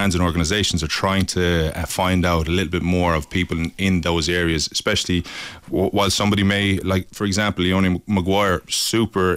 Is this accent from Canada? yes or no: no; Limerick, Munster, Ireland; I'm from Limerick originally